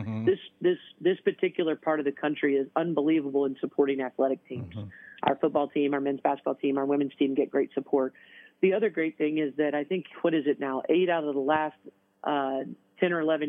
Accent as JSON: {"language": "English", "region": "Southern Indiana", "country": "United States", "tie": "born or raised there", "moved": "as an adult", "lives_now": "Toledo, United States", "said": "I'm from Southern Indiana, and I played at Purdue"}